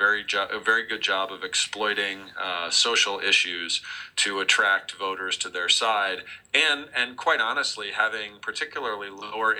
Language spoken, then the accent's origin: English; Ohio, United States; my home state of Ohio